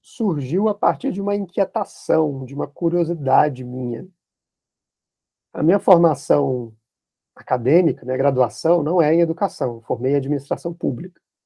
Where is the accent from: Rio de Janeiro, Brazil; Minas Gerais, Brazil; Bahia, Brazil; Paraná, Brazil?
Minas Gerais, Brazil; eu me defino como um bom mineiro